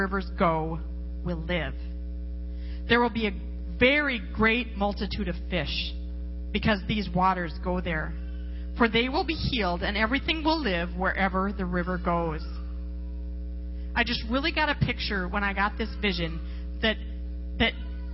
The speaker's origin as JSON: {"language": "English", "town": "Las Vegas", "region": "Nevada", "country": "United States", "said": "I come from Las Vegas."}